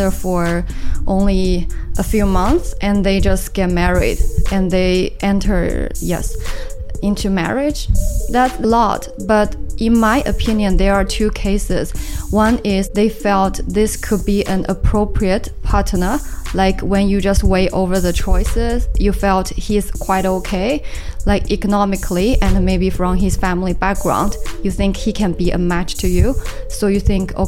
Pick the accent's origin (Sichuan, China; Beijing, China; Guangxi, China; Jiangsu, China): Jiangsu, China; Hengshan; English is a second language; moved away as an adult; now in Shanghai, China; It is in the south of Suzhou, and there's a famous like fresh lake called Taihu. My hometown is to the south